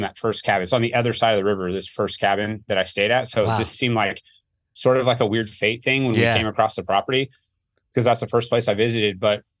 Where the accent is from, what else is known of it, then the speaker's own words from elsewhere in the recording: Oklahoma, United States; I'm born and raised in Oklahoma